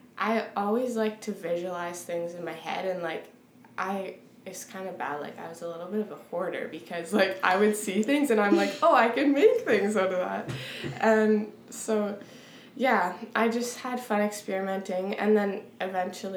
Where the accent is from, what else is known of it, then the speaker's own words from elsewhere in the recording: Weyburn, Saskatchewan, Canada; I come from Weyburn